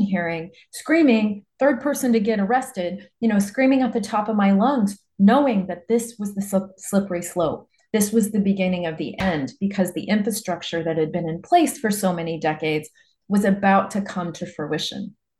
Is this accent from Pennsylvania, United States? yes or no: no; Nebraska, United States; I grew up in Nebraska, a small town in Nebraska